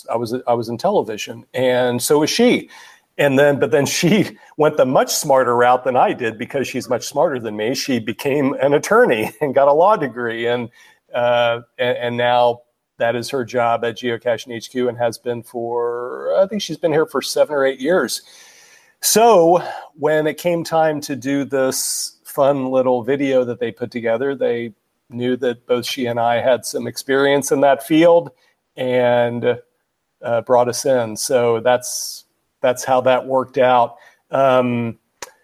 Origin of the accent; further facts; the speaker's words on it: Kansas, United States; moved away; We're both from Kansas